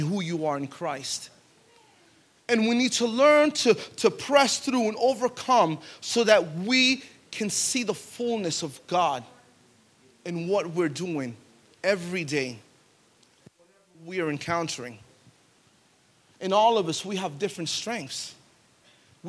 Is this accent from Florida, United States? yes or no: yes; Pine Hills, Florida, United States; We grew up in the hood. We grew up in Pine Hills